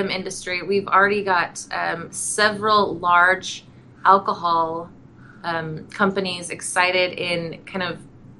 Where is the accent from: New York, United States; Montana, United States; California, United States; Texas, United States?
Montana, United States; also born or lived in Wyoming; I was born in Wyoming, grew up in Montana, so I am very connected to nature